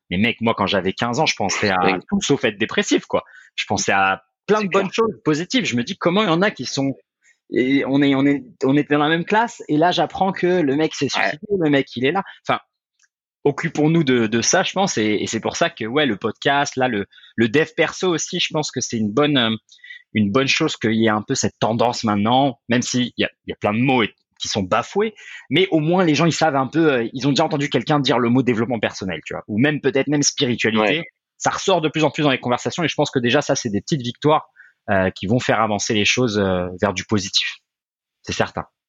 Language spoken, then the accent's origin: French; France; moved away; j'ai quitté la France très tôt